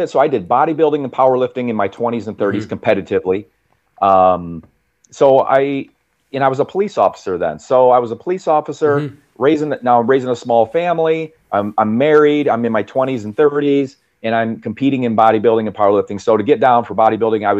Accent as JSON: {"language": "English", "area": "central United States", "region": "Midwest", "country": "United States", "said": "I'm obviously from the United States, central United States."}